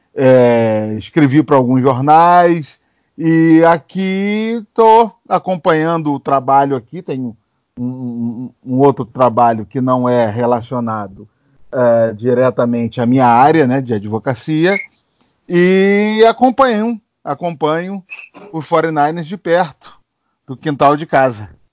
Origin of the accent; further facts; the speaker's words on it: Cabo Frio, Araruama, Rio de Janeiro, Brazil; moved away as an adult; now in San Francisco, United States; morei a minha vida toda no Rio de Janeiro, em Cabo Frio, Araruama